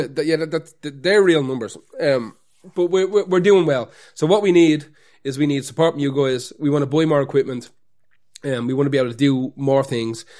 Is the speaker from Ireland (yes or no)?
yes; Ireland; As Irish people